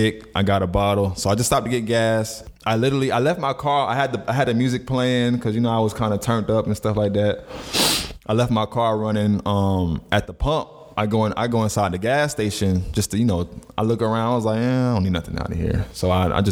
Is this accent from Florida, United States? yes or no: yes; Florida, United States; growing up in Florida